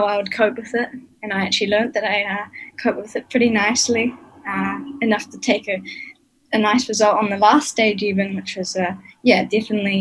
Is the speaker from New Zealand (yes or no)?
yes; Nelson, New Zealand; moved away; Growing up in Nelson, we had a really nice little group of us juniors